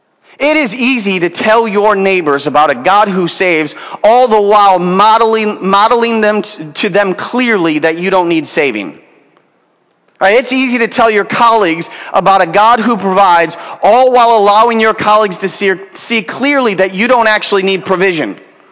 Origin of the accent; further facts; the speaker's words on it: Venezuela; now in Los Angeles, United States; We came from Venezuela a few years ago and didn't have much stuff.